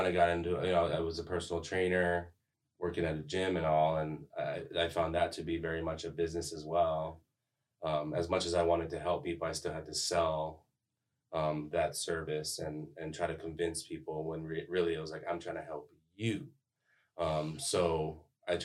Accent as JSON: {"language": "English", "region": "Hawaii", "country": "United States", "tie": "born or raised there", "also_born_or_lived": "Missouri", "moved": "as an adult", "lives_now": "St. Charles, United States", "said": "I was actually born and raised in Hawaii."}